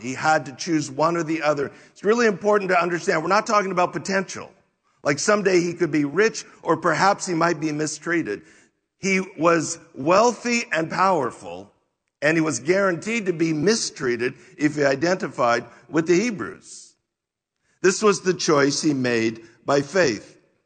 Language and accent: English; United States